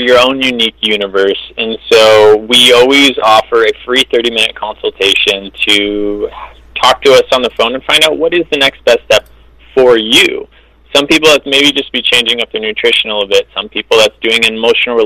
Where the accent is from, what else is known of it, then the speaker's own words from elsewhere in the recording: California, United States; also born or lived in Ann Arbor, Michigan; I was born in Ann Arbor. I moved out to California when I was 5, so I've spent the majority of my life in California